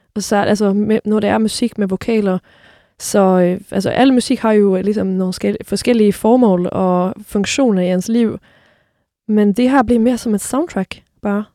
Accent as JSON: {"language": "Danish", "country": "Sweden", "moved": "yes", "said": "nu er jeg jo svensker her"}